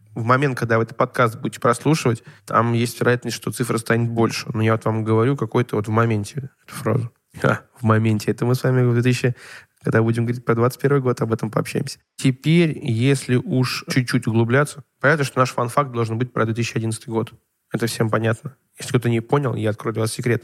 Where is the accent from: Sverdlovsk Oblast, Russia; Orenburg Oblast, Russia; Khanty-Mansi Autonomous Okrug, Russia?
Orenburg Oblast, Russia; Orenburg; я жил в Оренбурге, мне было одиннадцать лет